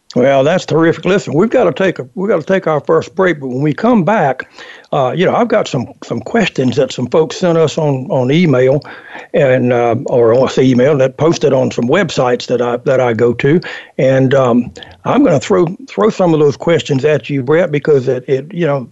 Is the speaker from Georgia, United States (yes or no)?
yes; Georgia, United States; the Georgia State Sporting Clays Championship, my my home state